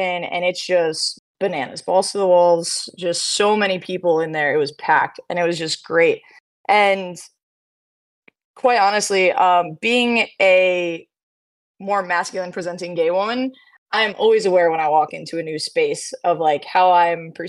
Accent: New York, United States; moved away as an adult; now in Maryland, United States; I'm originally from New York, moved down to Maryland in 2017

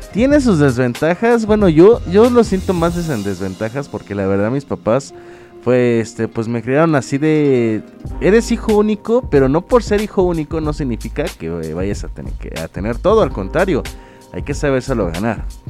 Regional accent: Tampico, Tamaulipas, Mexico; soy proveniente de Tampico, Tamaulipas, soy de Tamaulipas de hecho. Eh, nací en la mera ciudad, no en los alrededores

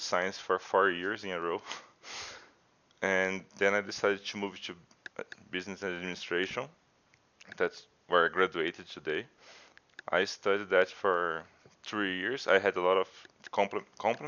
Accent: Araraquara, São Paulo, Brazil; also born or lived in Piracicaba, São Paulo / Rio Grande, Rio Grande do Sul / Lavras; I was born in Piracicaba, São Paulo. I lived there until I was like 1 year old. And then my whole family moved to Araraquara, São Paulo. And I grew up there until I had to move to college.

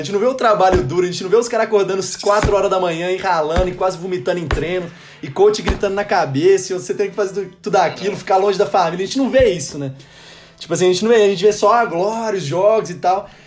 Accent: Belo Horizonte, Minas Gerais, Brazil; moved away as an adult; now in United States; eu cresci aqui no Minas

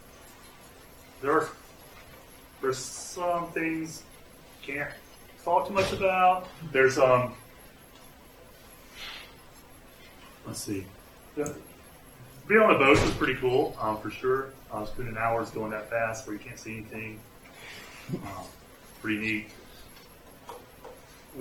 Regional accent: Mississippi, United States; also born or lived in California; I'm from Mississippi. I lived in California a little while.

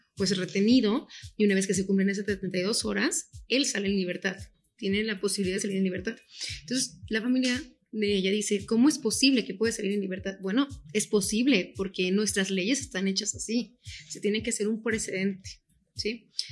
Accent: Guadalajara, Jalisco, Mexico; nosotros somos de Guadalajara

